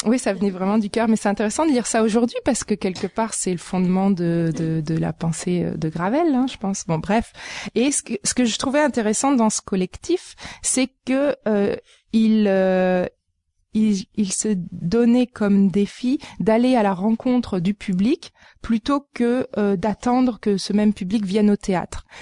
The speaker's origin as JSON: {"language": "French", "country": "France", "moved": "yes", "lives_now": "Montreal, Canada", "said": "mon parcours, euh, il commence en France euh, d'où je viens"}